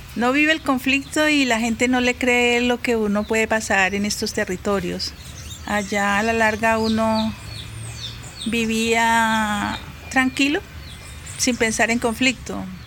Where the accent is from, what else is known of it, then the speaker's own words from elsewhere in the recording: Algeciras, Huila, Colombia; moved away; also born or lived in Bogotá; nací acá en Algeciras y tengo 52 años.